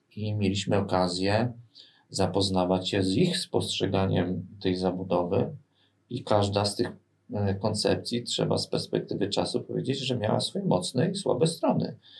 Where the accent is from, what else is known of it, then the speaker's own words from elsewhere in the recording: Bydgoszcz, Kuyavian-Pomeranian Voivodeship, Poland; jestem bydgoszczeninem, takim z krwi i kości. Co mam na myśli? no tutaj się urodziłem, tutaj się wykształciłem i tutaj pracuję